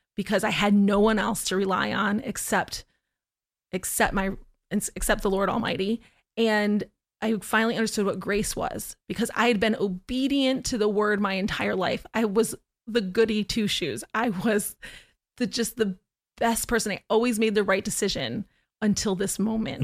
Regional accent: Syracuse, New York, United States; moved away as an adult; also born or lived in Oneida, New York / Florida; I was born in Oneida, in New York, and I grew up my entire childhood in Syracuse, New York

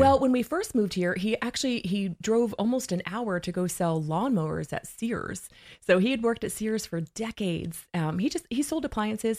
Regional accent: Blackfoot, Idaho, United States; I'm originally from Blackfoot, Idaho

